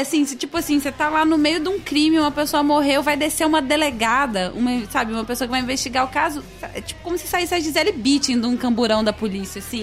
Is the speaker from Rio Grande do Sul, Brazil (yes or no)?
no; Goiânia, Goiás, Brazil; perto do meu colégio, tinha a Lê Devolve aqui em Goiânia